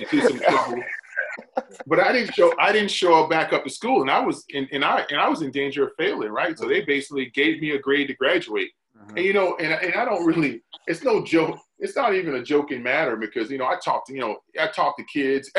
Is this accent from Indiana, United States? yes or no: no; Hardeeville, South Carolina, United States; moved away as an adult; now in Gaithersburg, United States; But I'm originally from South Carolina, small town in South Carolina, recruited out of Beaufort, South Carolina. I'm from a small town, Hardeeville, South Carolina